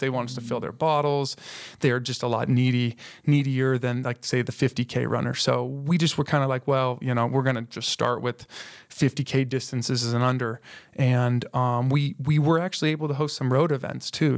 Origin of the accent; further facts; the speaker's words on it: Colorado Springs, Colorado, United States; moved away as an adult; now in Moab, United States; we're from Colorado. So all yeah. the races that we have in Colorado Springs, those are the places I grew up